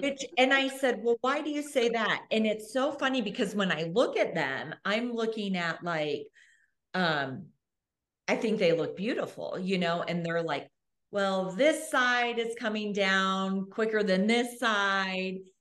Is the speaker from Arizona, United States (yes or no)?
yes; Arizona, United States; now in Australia; I grew up in Arizona